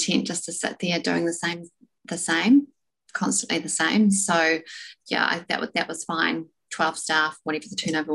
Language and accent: English; South Island, New Zealand; I'm from the South Island, small town, never really been overseas, or hadn't been overseas